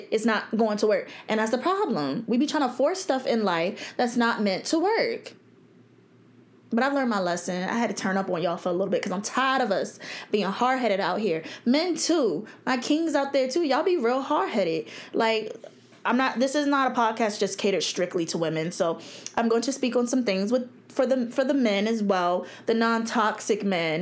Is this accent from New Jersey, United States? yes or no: yes; New Jersey, United States; now in Virginia Beach, United States; I grew up in New Jersey